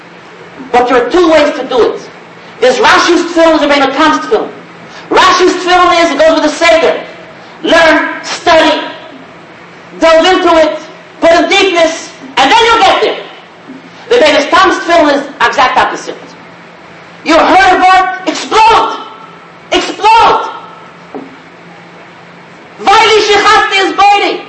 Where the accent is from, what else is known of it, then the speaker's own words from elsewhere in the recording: United States; I'm an American boy